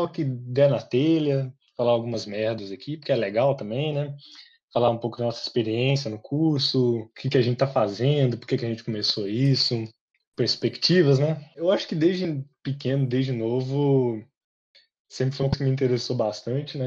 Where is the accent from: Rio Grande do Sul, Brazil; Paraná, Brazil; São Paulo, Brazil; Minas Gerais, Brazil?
Minas Gerais, Brazil; Guaraciaba; moved away as an adult; now in Viçosa, Brazil; Vim de uma cidadezinha pequena, Guaraciaba, agora estou morando em Viçosa